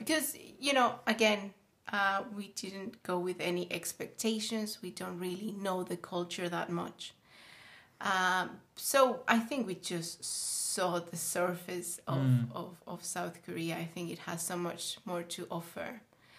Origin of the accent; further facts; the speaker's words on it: Mexico City, Mexico; I am from Mexico City, Mexico in general